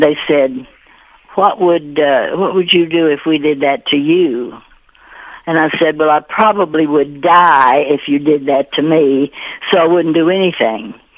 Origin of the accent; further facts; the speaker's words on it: Russell County, Kentucky, United States; moved away; Part of her farm was in Adair County, part was in Russell, and the house that I was born in was on Russell County side